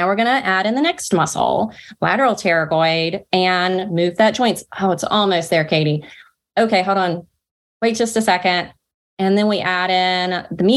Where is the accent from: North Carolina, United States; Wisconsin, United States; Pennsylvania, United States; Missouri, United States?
North Carolina, United States; accent: Southern drawl; I'm Southern and from North Carolina